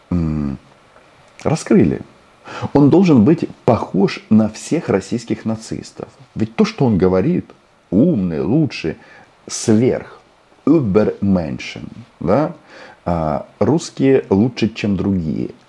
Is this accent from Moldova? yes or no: no; Kazakhstan; born there; И если вот у меня мама и папа украинцы, и я украинец, хотя родился в Казахстане.